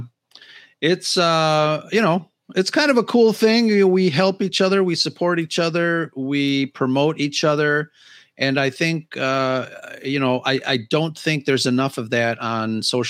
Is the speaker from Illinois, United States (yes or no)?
yes; Chicago, Illinois, United States; I grew up in Chicago